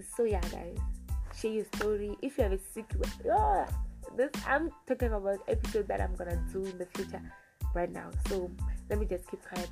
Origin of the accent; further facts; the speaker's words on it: South Africa; I was born in South Africa and I still stay in South Africa and I haven't traveled out of South Africa.